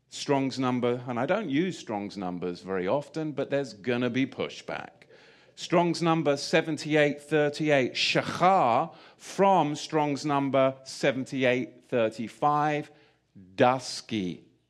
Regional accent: England, United Kingdom; moved away; I grew up in England.

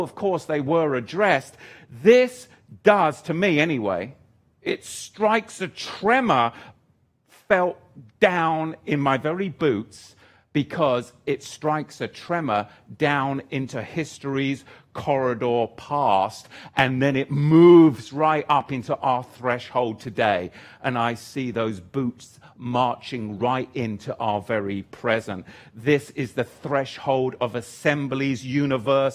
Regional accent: England, United Kingdom; moved away; I'm an Englishman

